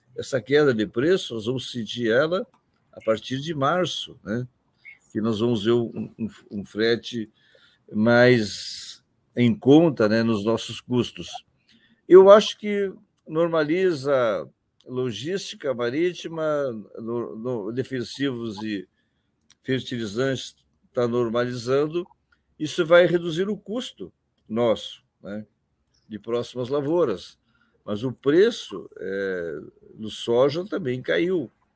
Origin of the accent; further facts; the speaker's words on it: Campanha region, Rio Grande do Sul, Brazil; Mesmo Rio Grande do Sul, aquela região onde eu nasci, que tenho lá meus irmãos, chamada região da Campanha